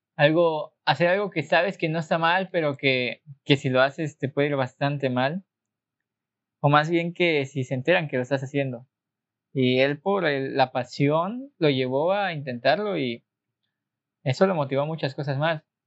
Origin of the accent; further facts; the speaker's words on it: Mexico; nosotros aquí no lo notamos siendo mexicanos, pero realmente somos uno de los países más católicos del mundo